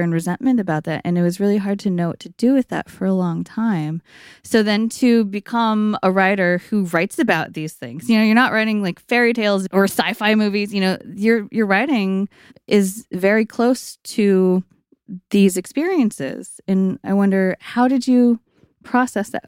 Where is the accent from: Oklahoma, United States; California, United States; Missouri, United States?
California, United States; East Bay; I also grew up in East Bay.